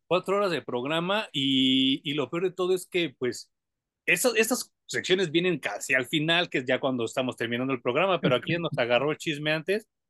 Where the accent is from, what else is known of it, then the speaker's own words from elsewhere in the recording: Mexico; a nosotros los mexicanos nos dan mucha viada